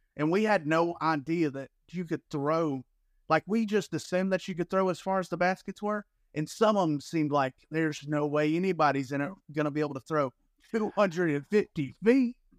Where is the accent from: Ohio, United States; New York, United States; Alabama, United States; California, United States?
Alabama, United States; now in Florida, United States; I'm from Alabama